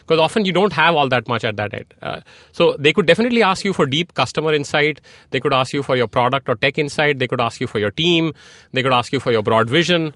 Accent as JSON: {"language": "English", "country": "India", "tie": "born or raised there", "also_born_or_lived": "Silicon Valley, United States", "moved": "as an adult", "said": "I grew up in India"}